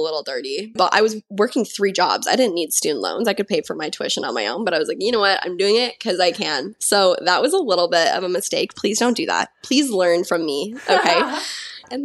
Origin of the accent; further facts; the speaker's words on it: Kamloops, British Columbia, Canada; moved away; I went to university in my hometown in Kamloops at TRU for 2 years